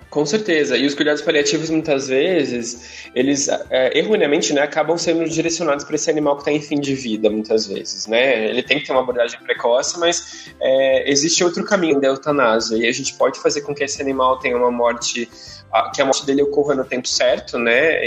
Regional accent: São Paulo, Brazil; eu sou de São Paulo

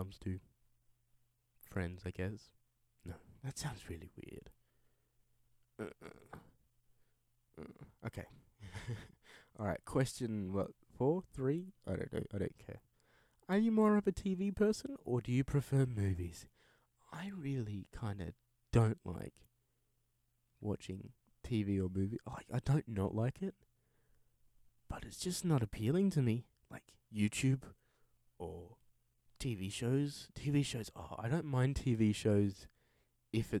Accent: Perth, Western Australia, Australia; I am originally from Perth in Western Australia. I still live here.

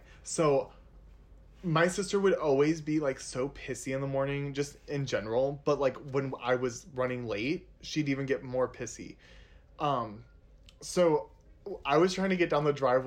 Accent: Northwest Indiana, United States; I grew up in Northwest Indiana.

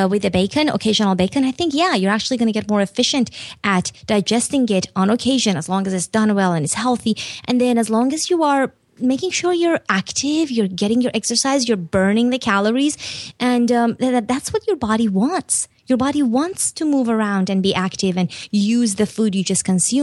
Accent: Iran; moved away; also born or lived in Turkey; I grew up in Iran and then Turkey

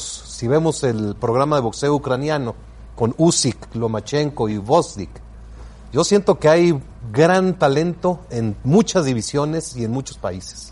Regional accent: Mexico; yo soy orgullosamente mexicano

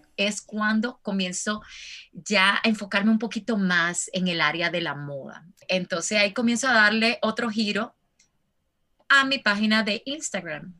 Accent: Santo Domingo, Distrito Nacional, Dominican Republic; moved away as an adult; now in United States; yo soy dominicana, como decimos nosotros, de pura cepa, nacida y criada en República Dominicana

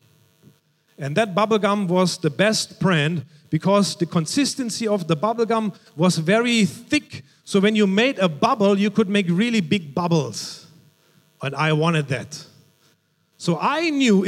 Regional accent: Germany; moved away; Growing up in Germany, I remember I was about 6 or 7 years old

